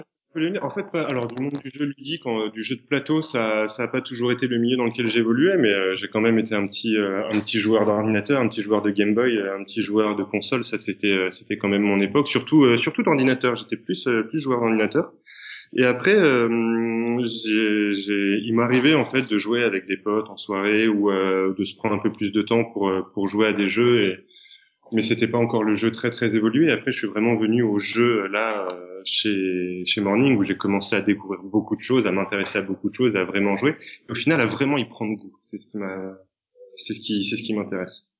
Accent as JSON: {"language": "French", "town": "Paris", "region": "Île-de-France", "country": "France", "said": "je suis un petit Parisien"}